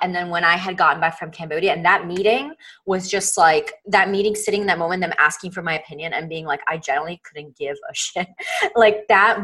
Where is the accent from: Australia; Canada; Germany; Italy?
Italy; moved away; also born or lived in New York City, United States; I'm originally from Italy. I immigrated to the States when I was younger